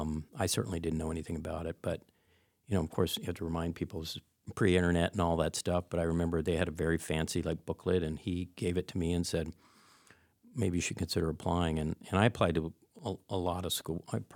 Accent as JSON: {"language": "English", "town": "Turnagain", "region": "Alaska", "country": "United States", "tie": "born or raised there", "said": "I grew up in Turnagain."}